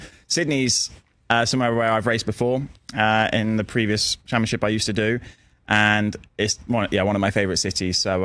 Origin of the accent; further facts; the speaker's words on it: London, United Kingdom; my hometown in London